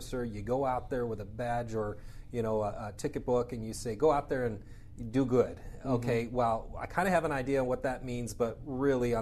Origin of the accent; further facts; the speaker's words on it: Arizona, United States; growing up in Arizona